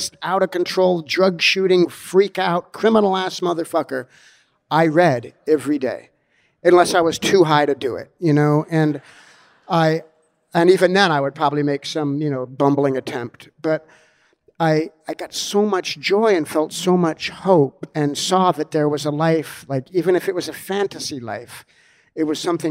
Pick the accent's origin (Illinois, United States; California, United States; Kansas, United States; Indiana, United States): California, United States; Los Angeles; also born or lived in Australia / New York; growing up in Hollywood as a little kid